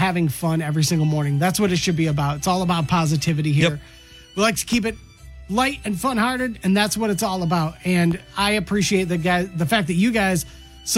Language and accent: English; Michigan, United States; part of the culture growing up in Michigan